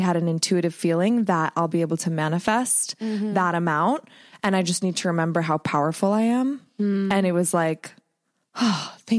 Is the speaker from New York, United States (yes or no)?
no; Ohio, United States; So my, I have a witchy friend I grew up with in Ohio, and we've been reconnecting